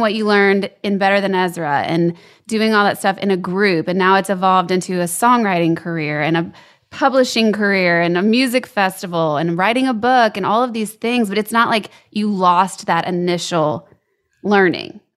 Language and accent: English; Baton Rouge, Louisiana, United States; moved away as an adult; also born or lived in Lafayette, Louisiana; I was born in Lafayette, lived there till I was eight, and then Baton Rouge through L S U